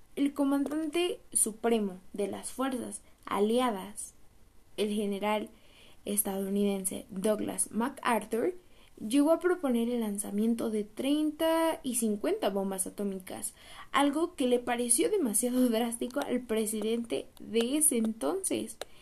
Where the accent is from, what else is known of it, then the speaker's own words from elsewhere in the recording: Mexico; como mexicanos tenemos que aprovechar nuestro país